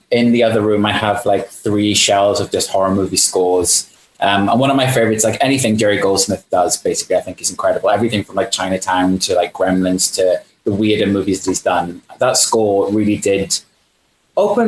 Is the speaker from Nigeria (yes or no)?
no; United Kingdom; I am British